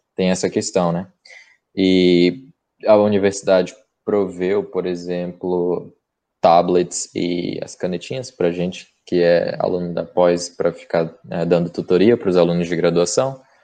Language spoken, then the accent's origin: Portuguese; Castanhal, Pará, Brazil; moved away as an adult; now in Vancouver, Canada; E eu fiz numa cidade vizinha, num campus menor, chamado uh, Castanhal, na é minha cidade natal.